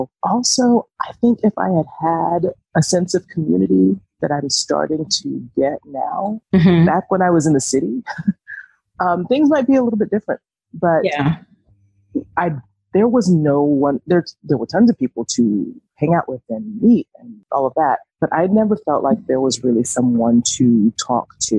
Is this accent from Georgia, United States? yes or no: yes; Atlanta, Georgia, United States; moved away as an adult; now in Southwest Virginia, United States; I am from Atlanta, Georgia. I currently live in Southwest Virginia, and I've been here for almost 5 years now